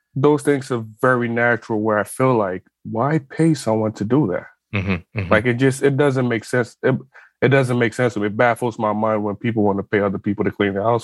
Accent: Ghana; moved away as an adult; So I'm originally from West Africa. I'm from Ghana. I was born there, lived there for 18 years. And in most part, you know, and I'm from a middle-class family.

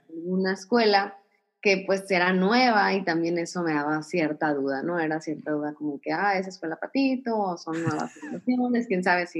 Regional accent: Ciudad Obregón, Sonora, Mexico; nací aquí, aquí en Ciudad Obregón

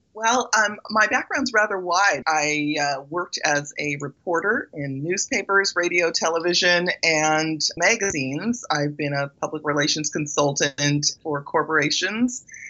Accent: Belize; moved away; I was born in Belize

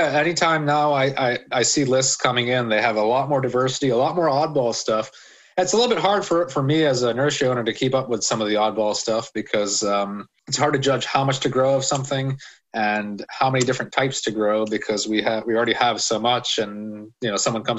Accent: Philadelphia, Pennsylvania, United States; I grew up around Cotman and Bustleton in Northeast Philly, a street called Oakland Street.

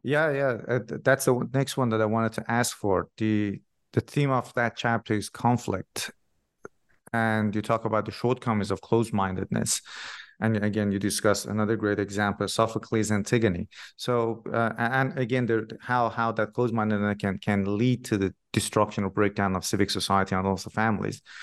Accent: Iran; I'm originally from Iran myself

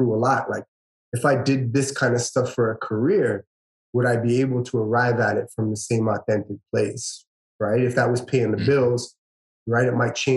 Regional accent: Toronto, Ontario, Canada; now in Woodbridge, Canada; I grew up in Scarborough

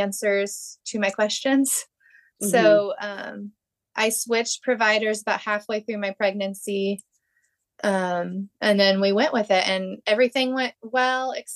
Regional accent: Southern Illinois, United States; I am from Southern Illinois

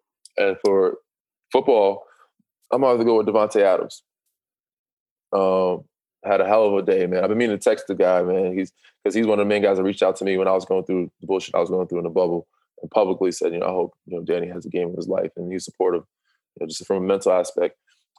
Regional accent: Canada; Yeah, I'm still a Canadian. Don't get me wrong. I love Canada. I love Toronto.

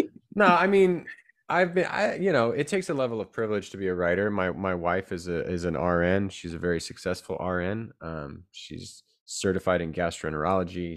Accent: San Jose, California, United States; also born or lived in Rhode Island; now in Chico, United States; I grew up in San Jose, California

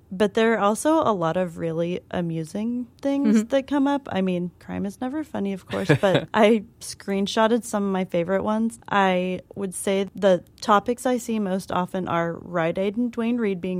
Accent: Kansas City, Missouri, United States; now in New York City, United States; I'm from Kansas City, Missouri

